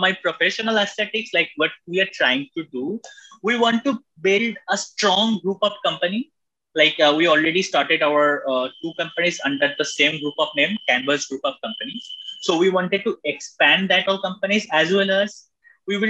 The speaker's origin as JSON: {"language": "English", "country": "India", "said": "as we being an Indian"}